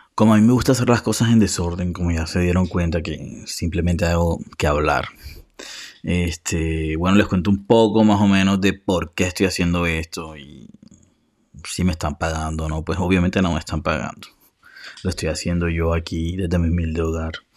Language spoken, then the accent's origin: Spanish; Colombia; soy de Colombia, por cierto, que hablo demasiado rápido